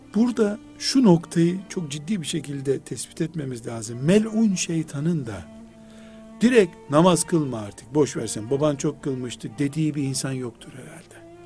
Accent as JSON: {"language": "Turkish", "region": "Black Sea Region", "country": "Turkey", "moved": "yes", "lives_now": "Istanbul, Turkey", "said": "çok dağlık bir yer bizim Karadeniz"}